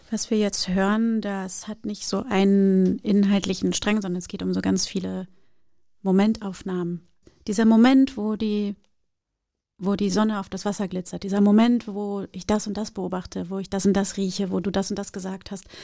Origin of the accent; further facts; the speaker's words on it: Brazil; now in Germany; ja, ich bin {S2} Brasilianerin, ja, ich bin aber auch Deutsche und ich lebe schon so lange in Deutschland